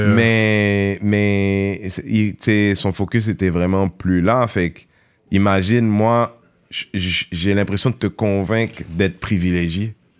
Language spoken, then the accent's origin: French; Montreal, Quebec, Canada; moi de Montréal, petit quartier